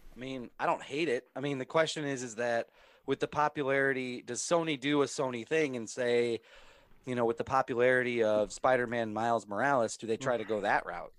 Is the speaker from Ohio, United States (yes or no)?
no; Minnesota, United States; because I grew up in Minnesota, I wasn't born, okay. born there, but because I was grew up there